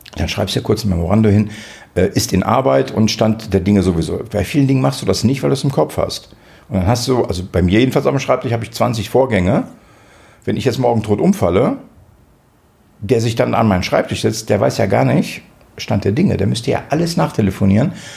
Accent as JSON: {"language": "German", "country": "Israel", "tie": "born or raised there", "moved": "yes", "lives_now": "Germany", "said": "Ich bin in Israel geboren, aber ich bin nicht Jude"}